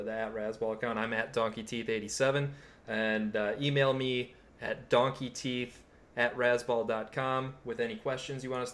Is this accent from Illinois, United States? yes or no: yes; north of Chicago, Illinois, United States; I grew up north of Chicago